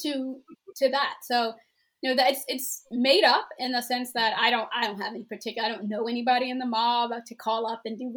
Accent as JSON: {"language": "English", "region": "Maryland", "country": "United States", "said": "I'm from Maryland"}